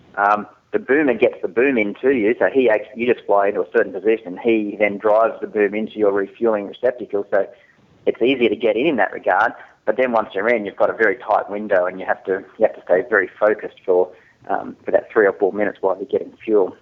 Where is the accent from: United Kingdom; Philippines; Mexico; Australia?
Australia; Newcastle, New South Wales; I grew up in Newcastle